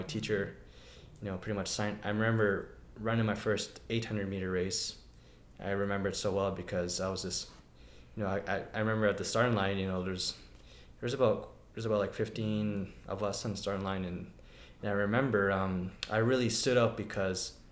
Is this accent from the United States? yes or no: no; Siksika Nation, Alberta, Canada; I'm from the Siksika Nation